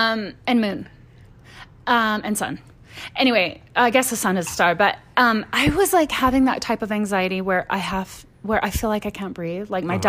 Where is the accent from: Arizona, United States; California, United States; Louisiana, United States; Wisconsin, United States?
Louisiana, United States; So anyway, I'm from Louisiana. I have red hair, or I did until I was 38.